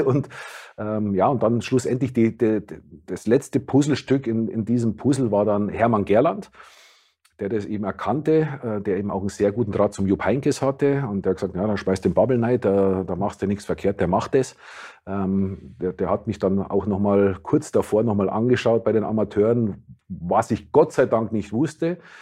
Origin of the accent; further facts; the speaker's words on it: Gilching, Bavaria, Germany; moved away as an adult; also born or lived in Munich; now in Weinheim, Germany; Nein, das ist 25 Kilometer außerhalb von München. Dort bin ich aufgewachsen. Äh, ich bin zwar in München geboren